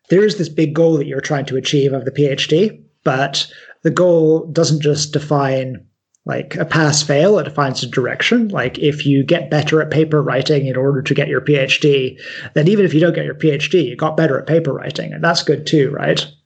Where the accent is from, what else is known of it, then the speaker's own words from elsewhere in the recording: United Kingdom; although I'm quite British, I am also half American. So like I'm a I'm a weird third culture kid where my background doesn't quite make sense to ever to anyone.